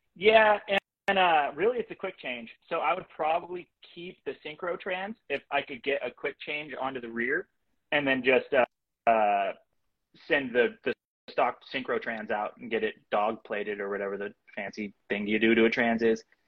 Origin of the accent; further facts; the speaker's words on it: Bremerton, Washington, United States; I'm from Bremerton, Washington area, Kitsap County.